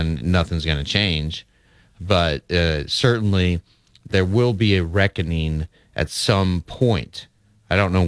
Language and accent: English; Lincoln, Nebraska, United States; my hometown, Lincoln, Nebraska